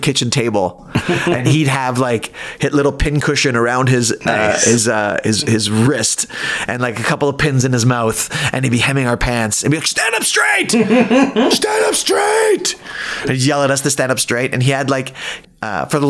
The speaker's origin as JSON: {"language": "English", "town": "Toronto", "region": "Ontario", "country": "Canada", "said": "I'm from Toronto."}